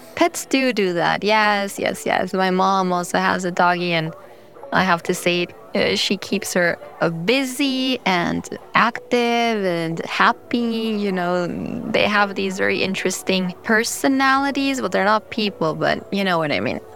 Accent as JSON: {"language": "English", "region": "New York", "country": "United States", "tie": "born or raised there", "said": "I was born in New York, but my parents are both Colombian"}